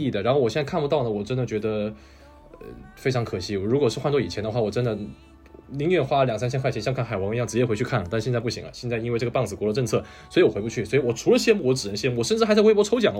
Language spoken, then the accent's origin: Chinese; China; moved away; 我这个不是韩国人啊，我是这个中国人， 土生土长的中国人